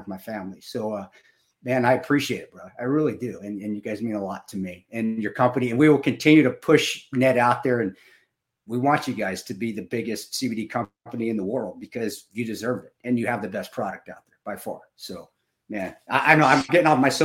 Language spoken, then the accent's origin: English; Delta, Colorado, United States; when I was growing up in Delta